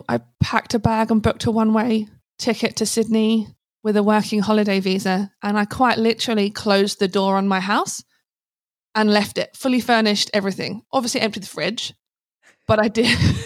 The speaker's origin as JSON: {"language": "English", "town": "Hazlemere", "region": "South East England", "country": "United Kingdom", "moved": "as an adult", "lives_now": "Australia", "said": "Originally a little village called Hazelmere in Buckinghamshire in England"}